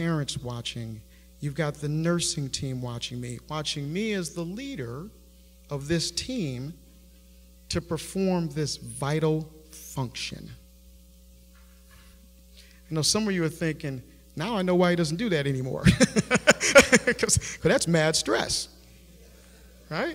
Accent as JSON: {"language": "English", "town": "Buffalo", "region": "New York", "country": "United States", "tie": "born or raised there", "said": "I grew up in Buffalo, New York"}